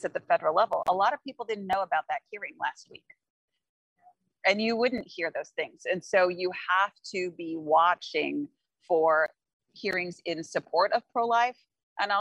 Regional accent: Kansas City, United States; I'm from Kansas City

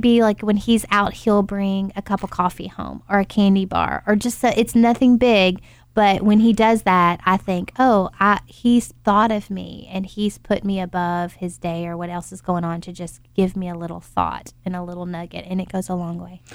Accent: Tennessee, United States; now in Louisville, United States; I'm from Tennessee

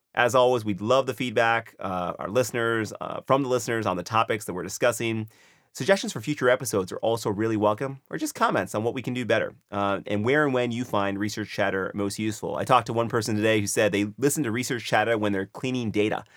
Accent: United States; as an American

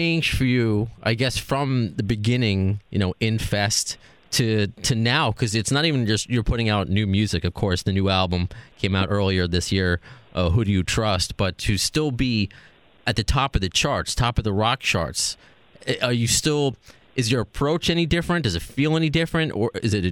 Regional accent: Long Island, New York, United States; But I still remember in high school, because I'm from Long Island, walking to Roosevelt Field Mall

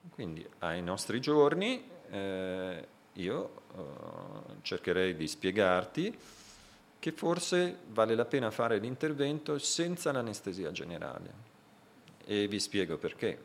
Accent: Italy; vengo dall'Italia

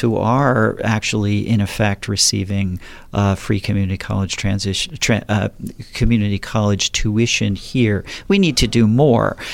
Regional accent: southern New Jersey, United States; moved away as an adult; also born or lived in Philadelphia area, Pennsylvania / San Diego County, California; now in Napa, United States; I'm originally from the East Coast, was born and raised in, uh, southern New Jersey.

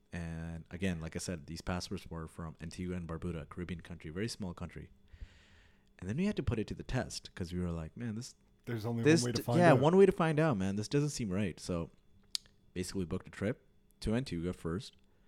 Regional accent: Pakistan; moved away; I am a Pakistani guy with a Pakistani passport.

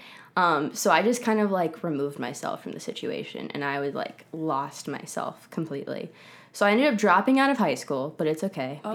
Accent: New Jersey, United States; also born or lived in Florida; now in Los Angeles, United States; I'm originally from New Jersey.

